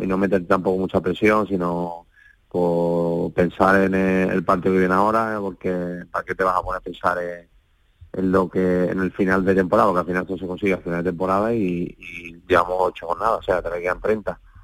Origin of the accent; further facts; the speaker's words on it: Málaga, Andalusia, Spain; en el Málaga, en el equipo de mi tierra